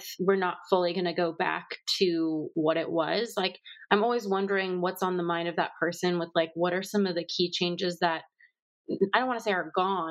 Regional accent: Los Angeles, California, United States; also born or lived in Paris; I grew up in Los Angeles

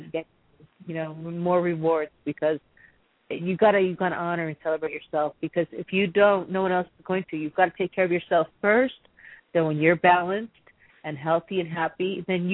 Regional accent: Massachusetts, United States; same here, Massachusetts

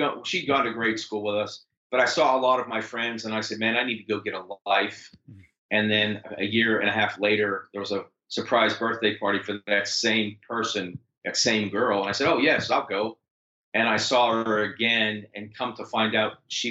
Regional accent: Pittsburgh, Pennsylvania, United States; I'm from Pittsburgh. I live in Pittsburgh

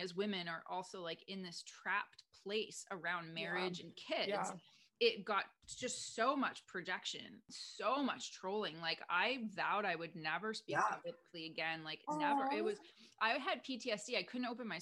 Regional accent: Canada; moved away as an adult; now in United States; I'm Canadian. I'm living in the US.

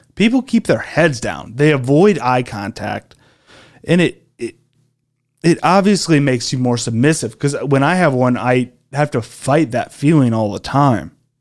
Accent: Iowa, United States; growing up in Iowa, driving a tractor for twelve hours a day

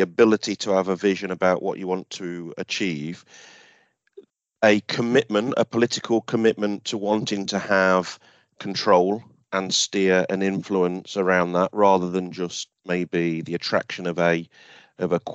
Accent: Beeston, East Midlands, United Kingdom; I'm from Beeston. I've lived here all my life, so I love it round here.

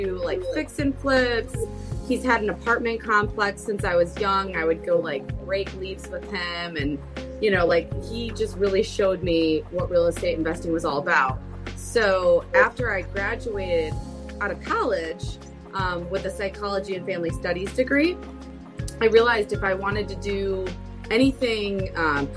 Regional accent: Metro Detroit suburbs, Southeast Michigan, United States; So I grew up in Southeast Michigan. So Metro Detroit suburbs area.

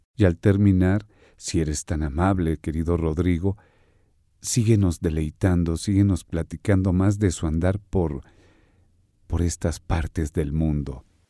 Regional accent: Mexico; En nuestro México lindo y querido

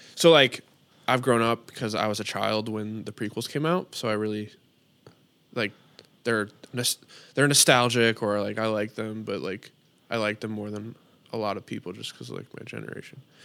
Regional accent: Chicago, Illinois, United States; we're from the Chicago area

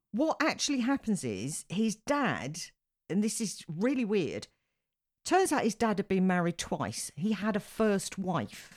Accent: United Kingdom; as a Brit

